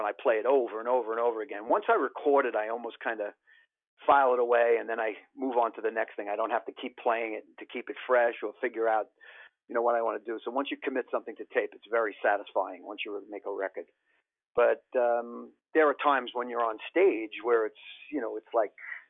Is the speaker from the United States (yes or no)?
yes; New York City, New York, United States; also born or lived in Rockaways, Queens; I grew up in Howard Beach and I lived in the Rockaways for a long time.